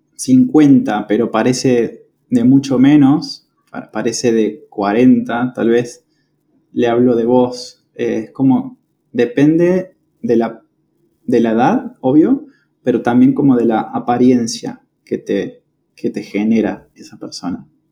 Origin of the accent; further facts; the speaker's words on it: General Roca, Río Negro, Argentina; moved away as an adult; now in Córdoba, Argentina; yo soy de la ciudad de General Roca. Es una ciudad que está en la provincia de Río Negro, en la Patagonia Argentina